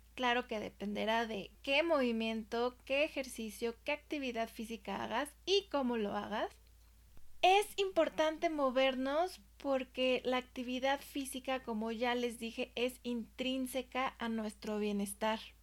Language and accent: Spanish; Mexico; yo soy de México